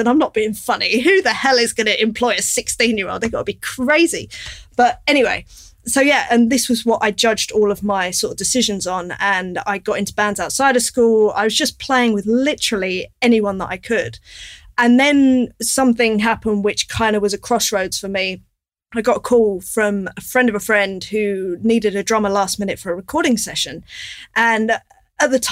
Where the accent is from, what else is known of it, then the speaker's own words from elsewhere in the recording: London, United Kingdom; I grew up in North London